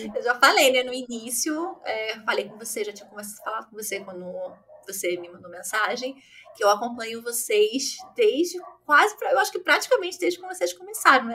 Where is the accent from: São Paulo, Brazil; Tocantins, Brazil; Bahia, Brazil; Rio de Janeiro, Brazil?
Rio de Janeiro, Brazil; eu sou do Rio, como meu sotaque me condena